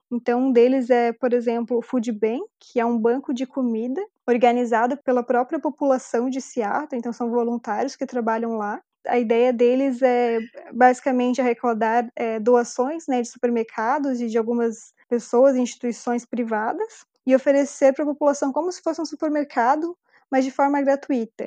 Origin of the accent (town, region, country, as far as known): Brazil